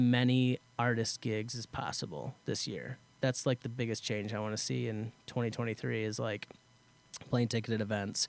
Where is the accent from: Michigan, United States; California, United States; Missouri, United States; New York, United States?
Michigan, United States; Parma; moved away as an adult; now in Nashville, United States; I grew up right outside of Jackson in a small town called Parma